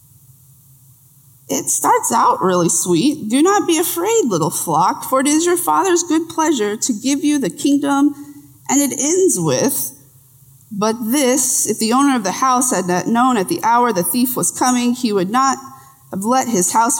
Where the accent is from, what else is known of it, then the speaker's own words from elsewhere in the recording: Texas, United States; I'm from Texas